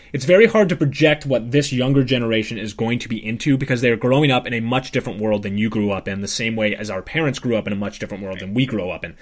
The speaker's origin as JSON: {"language": "English", "country": "United States", "said": "as an American"}